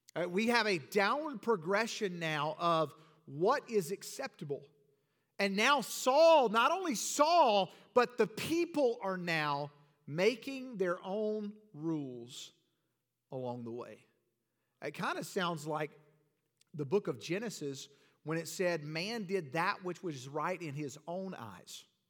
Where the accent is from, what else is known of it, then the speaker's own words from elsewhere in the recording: Georgia, United States; moved away; growing up in Georgia, we didn't see it very often.